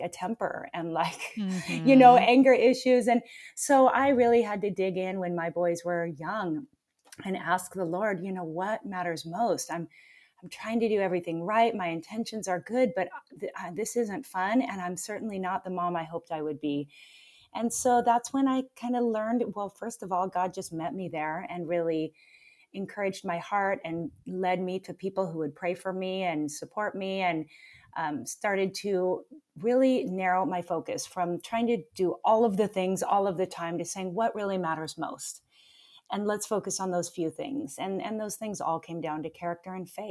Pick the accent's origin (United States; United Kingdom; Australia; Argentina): United States; Pacific Northwest; moved away as an adult; also born or lived in Oregon; now in Hawaii, United States; I'm from the Pacific Northwest, to be fair. I haven't always been in Hawaii